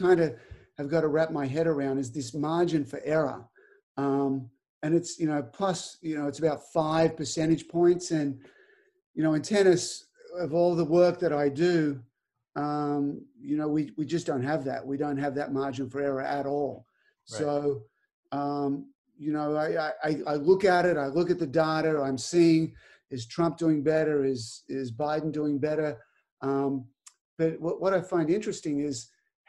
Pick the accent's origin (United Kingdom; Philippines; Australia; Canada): Australia; moved away as an adult; now in United States; I'm still Australian and I can't vote